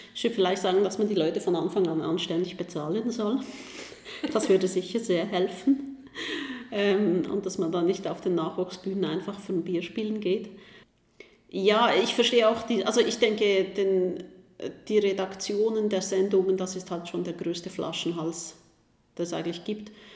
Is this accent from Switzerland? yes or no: yes; Switzerland; Als Schweizerin